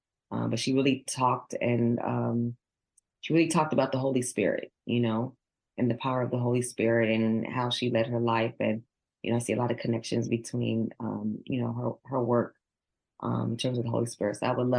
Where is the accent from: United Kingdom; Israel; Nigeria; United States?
Nigeria; I'm Nigerian, so I always think of my African-American as my brothers and sisters.